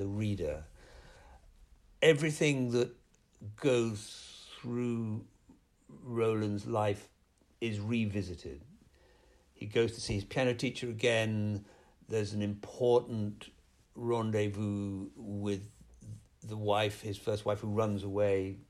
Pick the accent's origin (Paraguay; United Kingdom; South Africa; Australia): United Kingdom; growing up in Britain